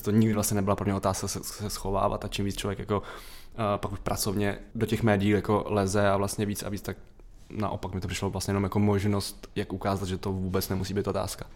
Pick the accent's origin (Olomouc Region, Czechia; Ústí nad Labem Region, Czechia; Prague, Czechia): Ústí nad Labem Region, Czechia; Litoměřice; also born or lived in Most; já pocházím z malého města, z Litoměře, ten most to je spíš jako místo narození